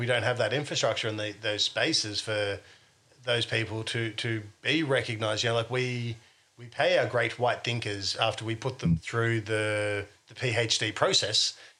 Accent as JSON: {"language": "English", "country": "Australia", "said": "You know, we're all Australian."}